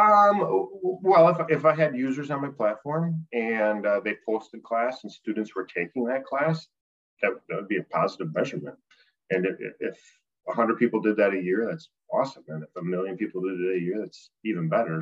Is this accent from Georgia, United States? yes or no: no; Appleton, Wisconsin, United States; my hometown Appleton has, you know, 5,000 teachers and 5,000 students